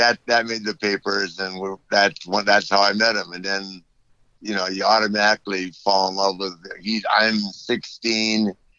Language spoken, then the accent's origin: English; Minneapolis, Minnesota, United States; So I'm a kid growing up in Minneapolis.